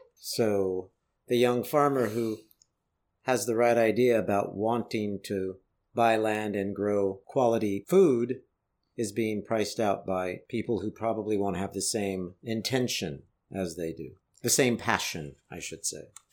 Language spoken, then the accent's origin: English; San Jose, California, United States; I was growing up in Northern California in a place called San Jose